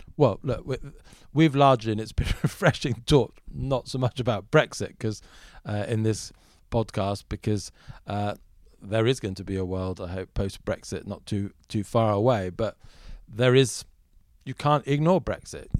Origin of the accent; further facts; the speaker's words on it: Germany; moved away; I grew up in Germany for a large part of my upbringing